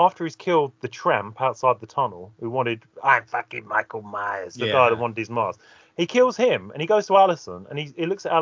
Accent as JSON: {"language": "English", "region": "England", "country": "United Kingdom", "said": "I'm English"}